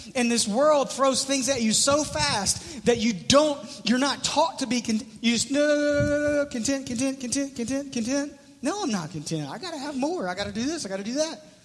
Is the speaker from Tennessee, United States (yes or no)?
yes; Memphis, Tennessee, United States; I'm from Memphis.